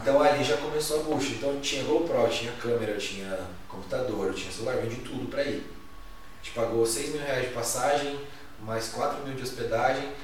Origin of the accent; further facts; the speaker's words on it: Jacareí, São Paulo, Brazil; moved away as an adult; also born or lived in Blumenau; morava do lado de Balneário Camboriú, mas o que me atraía era voltar pra Jacareí